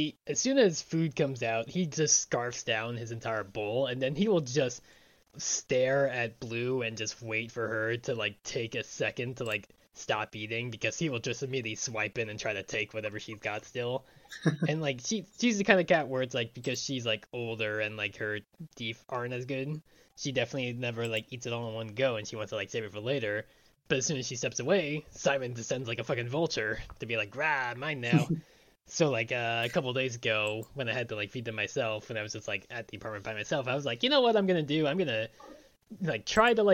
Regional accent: Long Island, New York, United States; also born or lived in North Carolina; growing up on Long Island

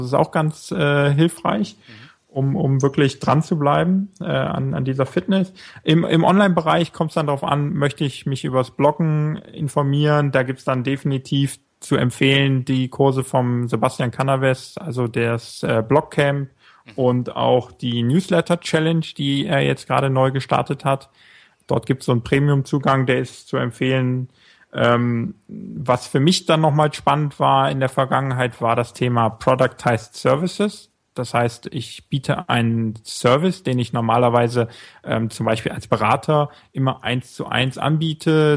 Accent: small town beyond Mönchengladbach, westernmost Germany, North Rhine-Westphalia, Germany; aus einem kleineren Ort Richtung, mehr Richtung Mönchengladbach, sogar noch hinter Mönchengladbach. Ganz an der, an der westlichsten Stelle von Deutschland

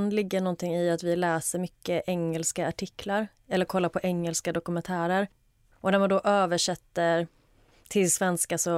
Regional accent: Halland County, Sweden; jag kan skylla på att jag kommer från Halland. Jag vet inte om det är dialektalt

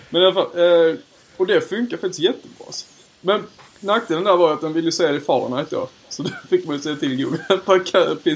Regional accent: Lund, Skåne, Sweden; Ja, jag är från Lund.

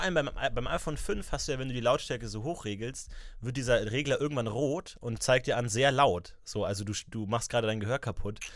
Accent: Ebersberg, Bavaria, Germany; moved away; in meiner Heimat, ich war in Ebersberg unterwegs

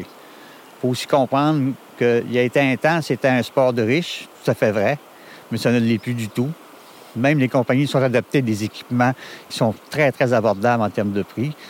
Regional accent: Pabos, Quebec, Canada; je viens de Pabot. il y avait une rivière qui coulait euh, tout près de la maison

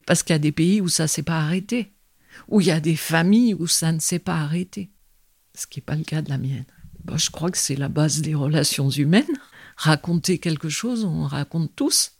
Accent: Vizille, Auvergne-Rhône-Alpes, France; also born or lived in Lyon; je suis pas née en Dauphiné, je suis née à Lyon. Quand je suis arrivée, j'avais 5 ans, aux alentours de Visil

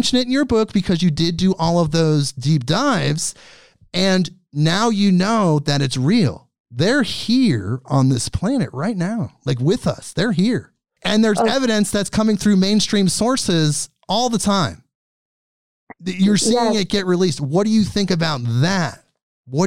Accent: Portland, Oregon, United States; I'm from, like me, Portland. I'm from Portland.

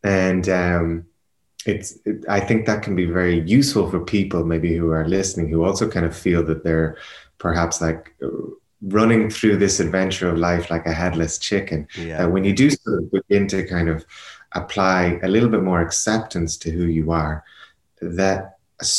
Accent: Ireland; also born or lived in Portugal / Spain; now in Berlin, Germany

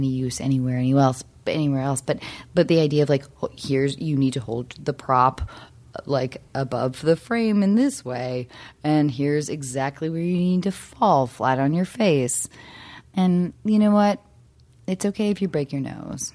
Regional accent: Seattle, Washington, United States; moved away as an adult; now in Los Angeles, United States; growing up in Seattle

